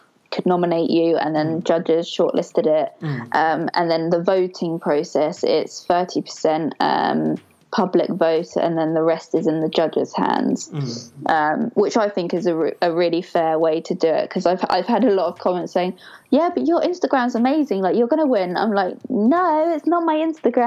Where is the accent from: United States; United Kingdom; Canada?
United Kingdom; Portsmouth, South East England; I am from Portsmouth, but I also live just outside of Portsmouth